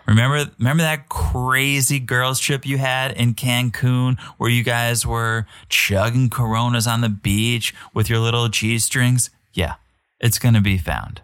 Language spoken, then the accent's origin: English; United States; as an American